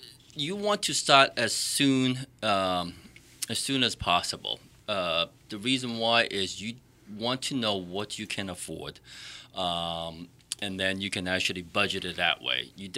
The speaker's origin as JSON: {"language": "English", "town": "Boston", "region": "Massachusetts", "country": "United States", "tie": "born or raised there", "said": "I grew up in the Boston area, a city boy."}